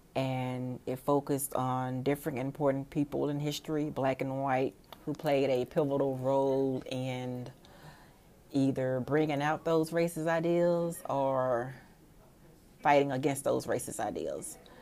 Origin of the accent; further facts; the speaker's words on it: Mississippi, United States; I am from Mississippi. a small town just west of Jackson, the state capital